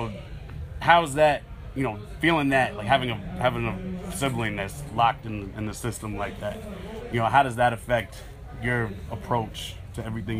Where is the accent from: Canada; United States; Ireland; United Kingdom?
United States; New York City, New York; I grew up in the Bronx